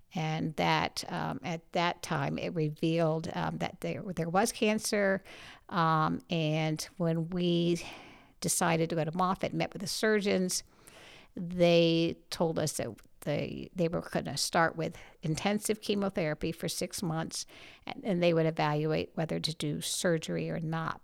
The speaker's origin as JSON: {"language": "English", "town": "St. Petersburg", "region": "Florida", "country": "United States", "tie": "born or raised there", "moved": "as an adult", "said": "I grew up in Saint Petersburg, Florida"}